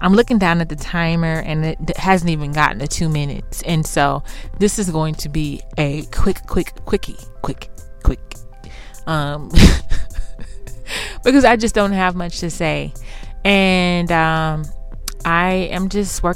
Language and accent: English; Houston, Texas, United States; moved away; I'm from Houston